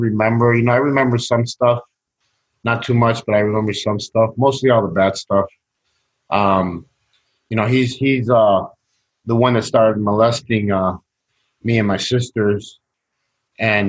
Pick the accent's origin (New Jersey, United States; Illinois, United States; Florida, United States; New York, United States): Illinois, United States; Chicago; also born or lived in Sacramento, California; I grew up in Chicago, Latino neighborhood, Mexican neighborhood